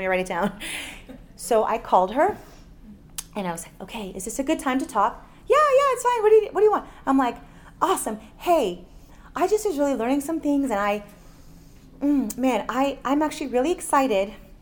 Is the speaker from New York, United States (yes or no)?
no; Miami, Florida, United States; we're both from Miami